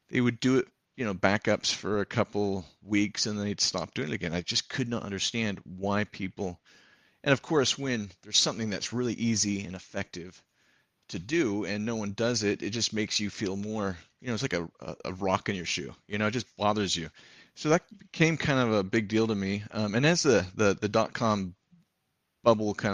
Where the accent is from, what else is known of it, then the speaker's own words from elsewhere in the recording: San Jose, California, United States; born there; I was born in San Jose, California.